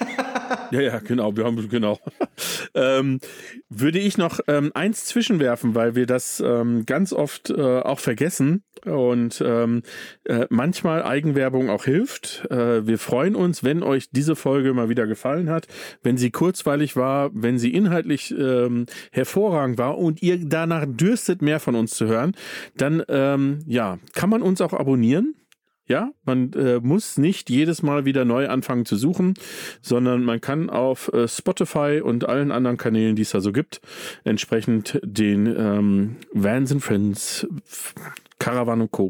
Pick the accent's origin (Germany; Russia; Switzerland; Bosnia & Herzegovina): Germany; Datteln, North Rhine-Westphalia; now in Bavaria, Germany; ich bin aufgewachsen in Datteln